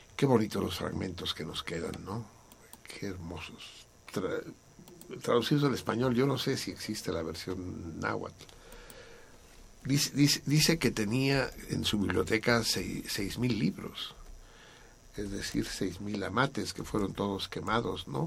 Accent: Mexico City, Mexico; Soy Tenochca y soy del DF

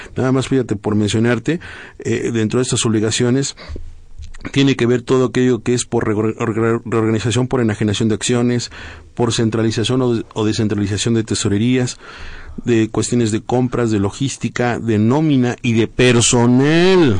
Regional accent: Mexico

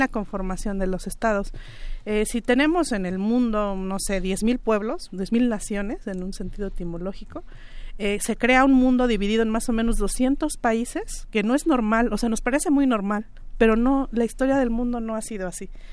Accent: Mixe region, Oaxaca, Mexico; en la propia región Mije, de, donde, de donde yo vengo

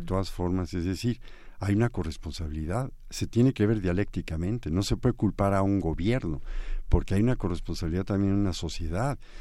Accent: Mexico; moved away; also born or lived in Paris; nosotros como mexicanos

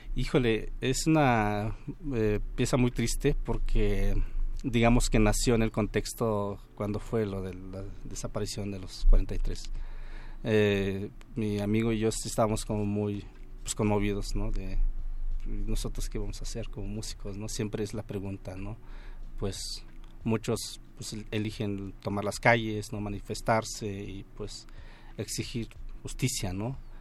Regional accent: Mixe people, Oaxaca, Mexico; en los libros de historia de México nos conocen por los mijes, pero nosotros nos autonombramos Ayuk.

